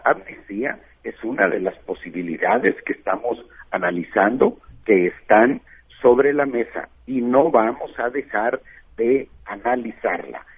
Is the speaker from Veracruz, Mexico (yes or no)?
no; Bavispe, Sonora, Mexico; soy de Bavispe, eh, un pueblo de la sierra, de la Sierra Alta de Sonora, mil habitantes más o menos